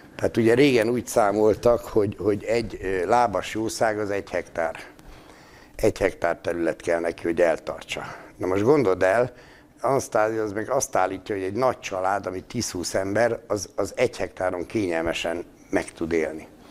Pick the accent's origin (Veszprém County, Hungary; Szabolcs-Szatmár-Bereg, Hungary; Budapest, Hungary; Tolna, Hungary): Szabolcs-Szatmár-Bereg, Hungary; én Szabolcs Szatmár Bereg megyének a Szatmári részén születtem